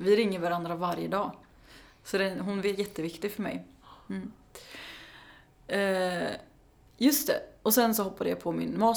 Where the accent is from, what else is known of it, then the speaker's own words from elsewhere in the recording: Karlskoga, Örebro County, Sweden; moved away as an adult; now in Stockholm, Sweden; jag är från Karlskoga. så jag, flytt, ja, mm. så jag flyttade hem till gården igen.